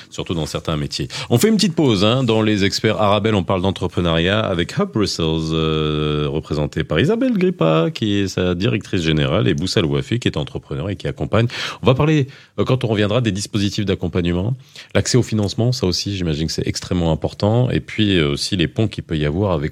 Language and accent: French; Morocco; je viens du Maroc. je viens du Maroc, j'habite à Casa.